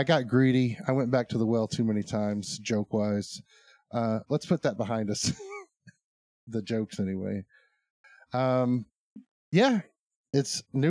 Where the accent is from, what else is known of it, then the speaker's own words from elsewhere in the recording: Arkansas, United States; I guess we are from Arkansas.